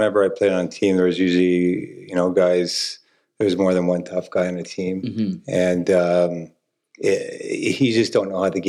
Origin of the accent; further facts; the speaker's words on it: Dallas, Texas, United States; I grew up in Dallas here